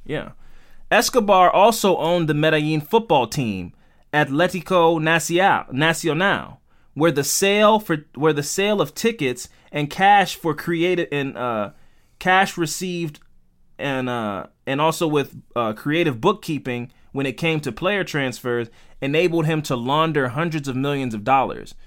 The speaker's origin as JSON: {"language": "English", "country": "United States", "said": "we're American"}